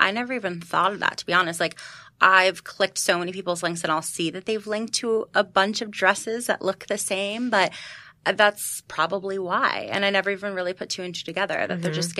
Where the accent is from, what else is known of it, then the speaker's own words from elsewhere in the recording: New York, United States; And I am a New Yorker and I'm busy